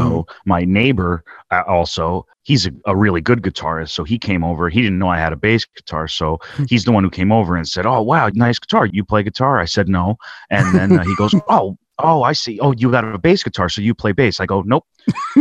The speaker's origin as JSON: {"language": "English", "region": "New Jersey", "country": "United States", "said": "We're probably the only two sensitive guys from New Jersey"}